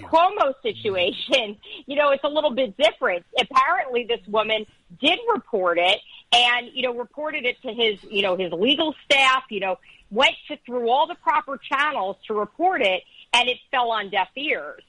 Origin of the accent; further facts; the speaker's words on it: Teaneck, New Jersey, United States; I grew up in Teaneck